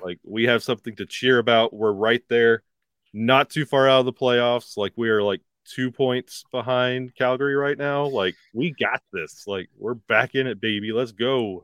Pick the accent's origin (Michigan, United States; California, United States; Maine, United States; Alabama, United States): Alabama, United States; now in Pennsylvania, United States; I was born and raised in Alabama